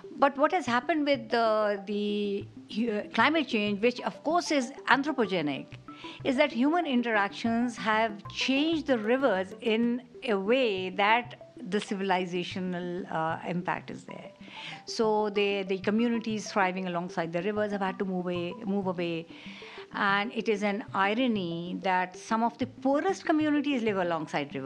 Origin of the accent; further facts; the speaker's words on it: Karachi, Sindh, Pakistan; I'm from Karachi, Pakistan